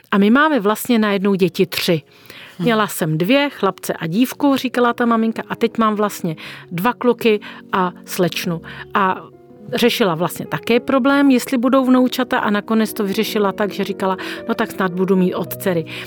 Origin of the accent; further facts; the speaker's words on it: Czechia; Jako Češi